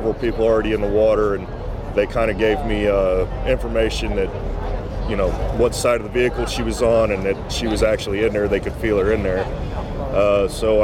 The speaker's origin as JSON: {"language": "English", "town": "Dallas", "region": "Texas", "country": "United States", "said": "I'm from Dallas, Texas area."}